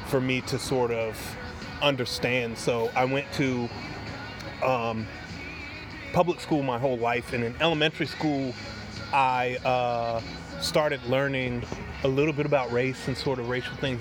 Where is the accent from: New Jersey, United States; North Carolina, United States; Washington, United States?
North Carolina, United States; Wilmington; also born or lived in Binghamton, New York; I grew up in Wilmington, North Carolina